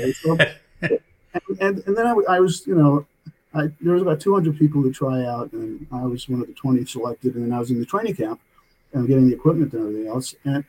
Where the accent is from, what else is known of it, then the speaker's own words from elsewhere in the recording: New York City, New York, United States; also born or lived in New Jersey; now in Loudonville, United States; I'm calling in from Loudonville, New York. I'm from New York. I was born in New Jersey, but grew up in Brooklyn, New York. Always a Brooklyn boy.